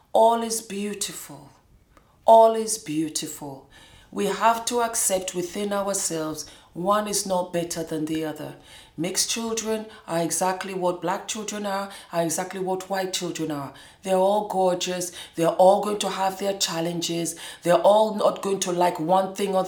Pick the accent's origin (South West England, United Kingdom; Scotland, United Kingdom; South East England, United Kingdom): Scotland, United Kingdom; also born or lived in Moscow, Russia / California, United States; now in Bergen, Norway; I grew up in Scotland. I was born in Moscow.